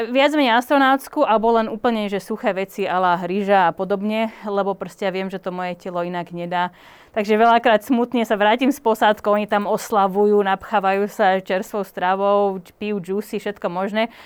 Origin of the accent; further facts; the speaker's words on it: Slovakia; Tým, že som Slovenka